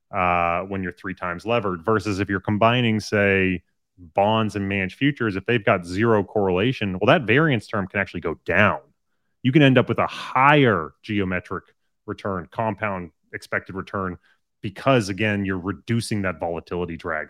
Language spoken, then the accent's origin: English; Massachusetts, United States; I grew up, um, in a small town in Massachusetts